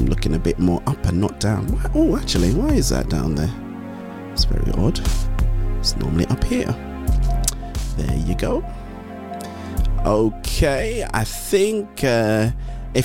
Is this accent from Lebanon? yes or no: no; Ondo, Nigeria; I'm from Ondo Town.